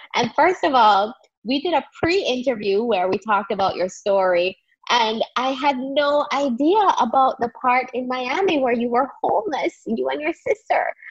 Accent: Jamaica; Growing up in Jamaica myself, we were funneled into professional career paths

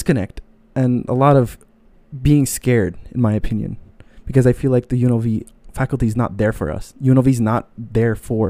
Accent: Saudi Arabia; born there; And since many don't feel open to explaining where they're from, I was born in Saudi Arabia.

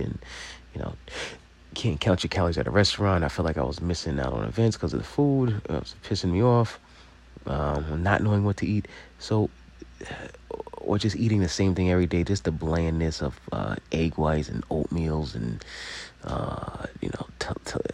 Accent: Long Island, New York, United States; we're from Long Island

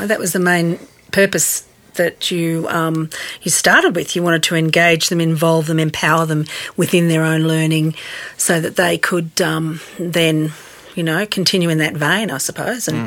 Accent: Queensland, Australia; moved away as an adult; now in Tasmania, Australia; being a Queenslander

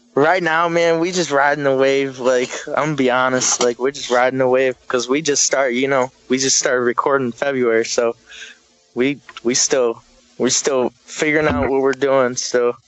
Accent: Howell, Michigan, United States; also born or lived in Detroit, Michigan; I grew up in Howell

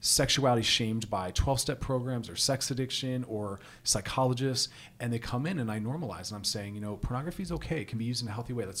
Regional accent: New York, United States; moved away as an adult; also born or lived in Philadelphia; I'm originally from New York and Philadelphia. I moved out here about 9 years ago

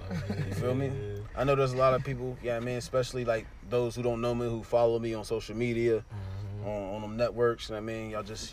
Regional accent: Pittsburgh, Pennsylvania, United States; I'm really from the north and went across the street to go to the crib after

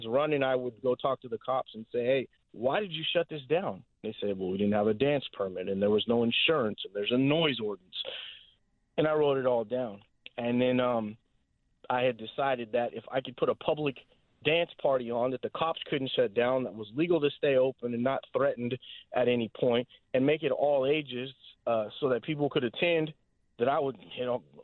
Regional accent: Fresno, California, United States; I was born and raised here in Fresno

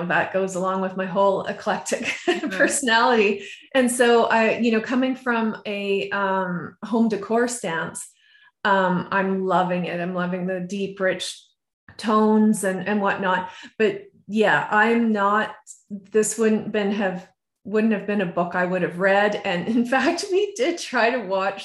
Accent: just outside of Vancouver, BC, British Columbia, Canada; moved away; I grew up just outside of Vancouver, BC, and they have a very, you know, very mild temperatures

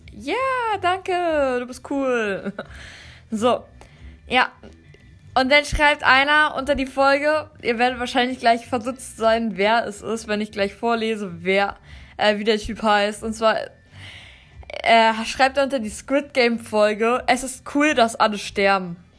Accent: Germany; ich komme fest eigentlich aus Deutschland, aber ich habe ein paar Vorfahren, die kommen aus Russland

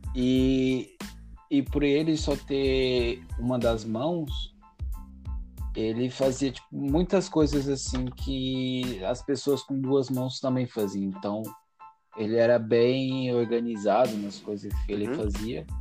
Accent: São Paulo, Brazil; Eu sou de São Paulo, meus pais são do Nordeste

